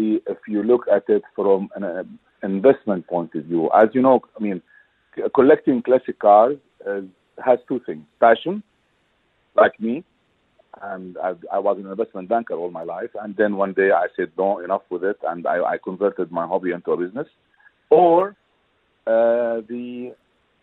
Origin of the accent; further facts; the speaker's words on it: Dubai, United Arab Emirates; also born or lived in United States; I grew up in Dubai, and at that time, in the early 70s